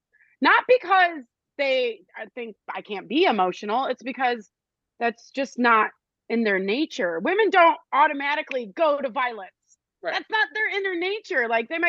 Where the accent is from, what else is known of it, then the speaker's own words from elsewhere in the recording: United States; we as American people